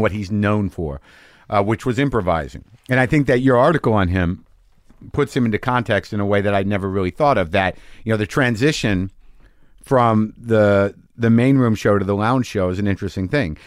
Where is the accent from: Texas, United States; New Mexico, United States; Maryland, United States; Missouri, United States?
New Mexico, United States; we grew up in New Mexico